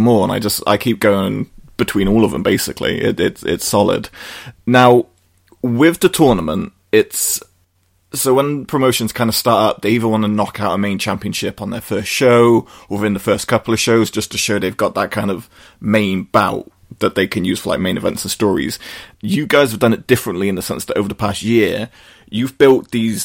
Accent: Brighton, South East England, United Kingdom; I'm from Brighton

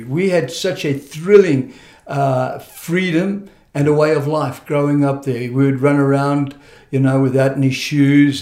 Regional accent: Zimbabwe; moved away; also born or lived in South Africa / England; I was born in Rhodesia, which then became Zimbabwe

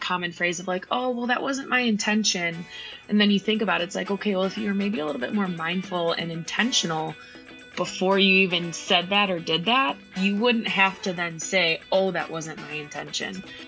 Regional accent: Kenosha, Wisconsin, United States; also born or lived in Milwaukee, Wisconsin; I was born and raised in Kenosha, Wisconsin, and that's now where I am back

